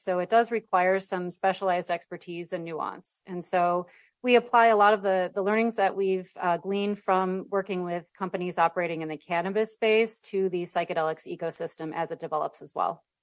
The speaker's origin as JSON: {"language": "English", "region": "Midwest", "country": "United States", "moved": "yes", "lives_now": "California, United States", "said": "I'm from the Midwest, and so when I go home"}